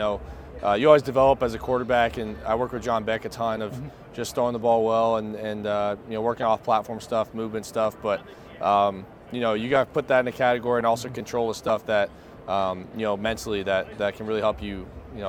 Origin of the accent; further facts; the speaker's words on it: Arizona, United States; I'm from Arizona, and people call Tucson, Arizona, the dirty T. And Tucson could not be a more different place than Provo.